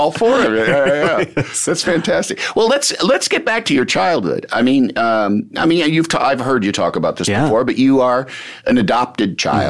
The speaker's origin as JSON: {"language": "English", "town": "Yorkville", "region": "Illinois", "country": "United States", "tie": "born or raised there", "also_born_or_lived": "Aurora, Illinois", "said": "When my mom remarried, I went to third and fourth grade in Aurora, Illinois. I grew up in Yorkville, Illinois, which is a little town."}